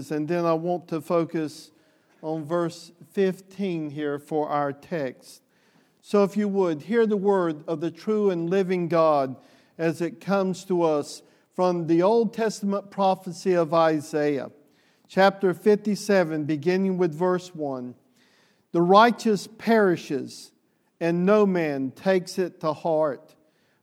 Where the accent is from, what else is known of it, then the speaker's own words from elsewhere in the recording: the South, United States; the Southerner that I am